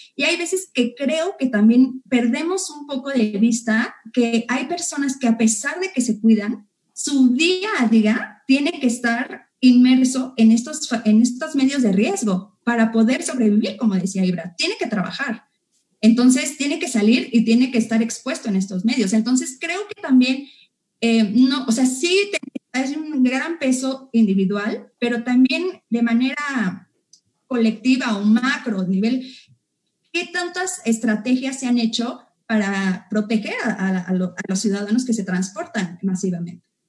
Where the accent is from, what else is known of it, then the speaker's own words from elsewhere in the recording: Mexico; como mexicanos como personas que vivimos en la Ciudad de México, en el Estado de México, como iztacaltecas